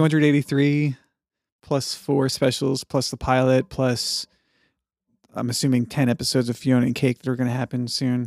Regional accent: Dallas, Texas, United States; moved away; D F W homies, which was, you know, my hometown for a long time

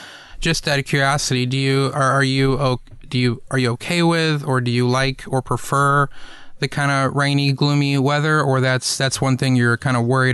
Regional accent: East Coast, United States; moved away; also born or lived in Los Angeles / the Southeast; I grew up on the East Coast

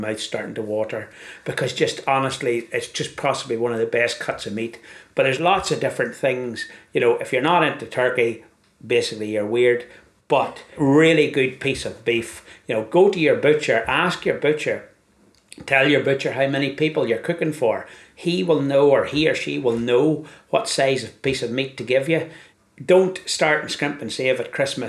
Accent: Ireland; Being an Irishman

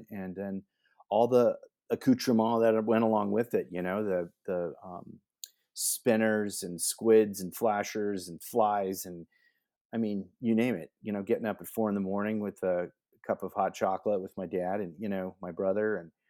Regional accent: West Allis, Wisconsin, United States; born there; My dad and mom are from Wisconsin. I was born in West Allis, Wisconsin, just outside of Milwaukee.

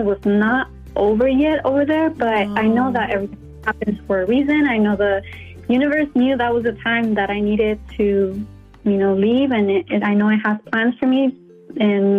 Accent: Tijuana, Baja California, Mexico; moved away as an adult; also born or lived in San Diego / San Francisco; So I was born in San Diego, and then right after I was born, I came back to Tijuana, and that's where I lived my whole life for 18 years until I moved to San Francisco for college.

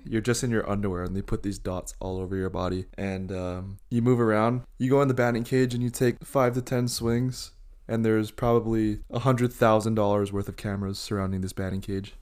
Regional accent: Hawaii, United States; I'm Japanese. I'm from Hawaii

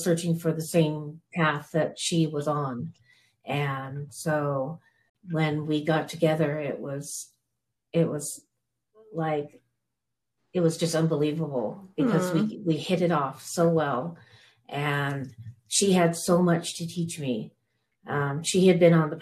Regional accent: Northern California, United States; moved away as an adult; now in Colorado, United States; I was from Northern California

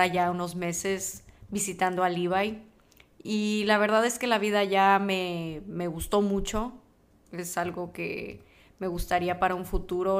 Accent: Mexico; yo soy mexicana, nací y crecí en México

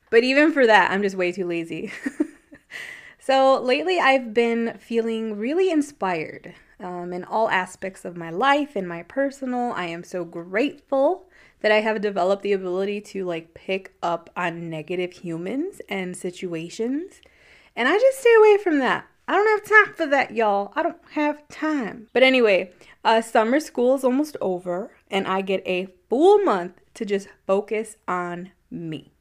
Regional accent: United States; I'm that American

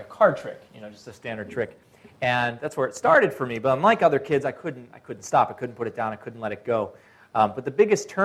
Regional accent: Baltimore, Maryland, United States; moved away as an adult; now in Washington, D.C., United States; I grew up in Maryland

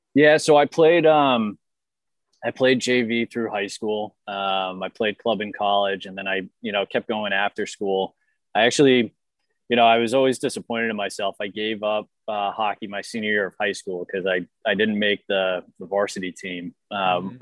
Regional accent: Boston, Massachusetts, United States; I'm from Boston.

